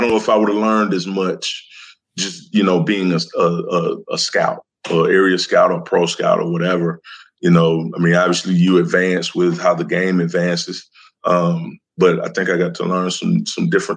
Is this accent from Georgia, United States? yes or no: yes; Decatur, Georgia, United States; I'm from Decatur, Georgia